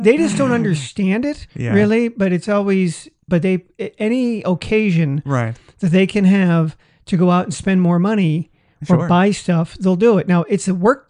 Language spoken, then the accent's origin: English; San Francisco, California, United States; also born or lived in Washington / Tokyo; now in Las Vegas, United States; I grew up in San Francisco, it doesn't snow.